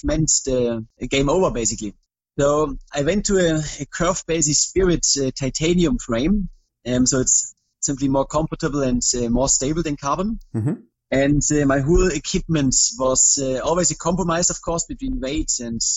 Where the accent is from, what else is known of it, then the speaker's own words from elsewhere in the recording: Germany; I'm from Germany